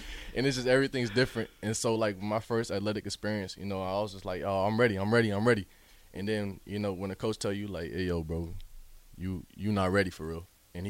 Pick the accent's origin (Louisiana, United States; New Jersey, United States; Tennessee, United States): Tennessee, United States; Memphis; born there; also born or lived in Atlanta; Because I was born in Memphis, but I had to move to Atlanta.